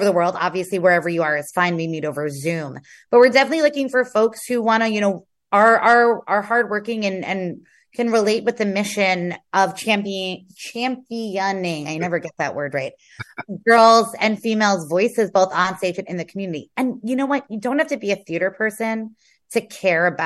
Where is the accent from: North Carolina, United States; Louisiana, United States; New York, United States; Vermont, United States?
New York, United States; New York City; So I'm from Queens.